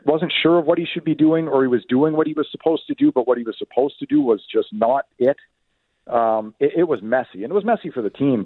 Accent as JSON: {"language": "English", "town": "Ottawa", "region": "Ontario", "country": "Canada", "tie": "born or raised there", "moved": "yes", "said": "I grew up in the Ottawa area."}